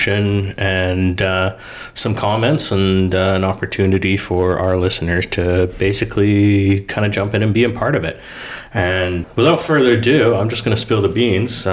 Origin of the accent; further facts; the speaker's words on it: Vancouver Island, British Columbia, Canada; I grew up on the island out here